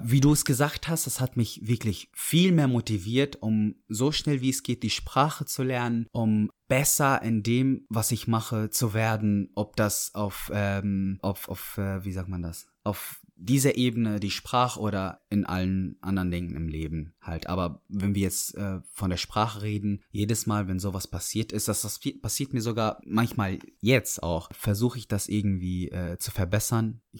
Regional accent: Dortmund, North Rhine-Westphalia, Germany; also born or lived in Syria; Dann habe ich Dortmund gesagt, dann meinten die aber ursprünglich, ich habe gesagt, ich komme aus Syrien, da meinten die, oh krass, das ist der erste Syrer, den wir treffen, der hier aufgewachsen ist.

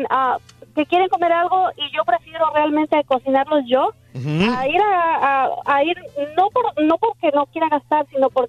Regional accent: Mexico; ¿cómo voy a ir a un restaurante latino o, uno como mexicana y voy a ir a pedir en inglés?

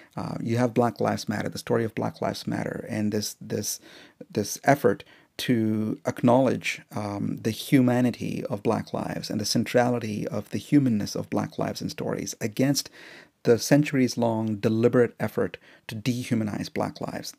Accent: India; now in United States; as an Indian, um, guy in the U S

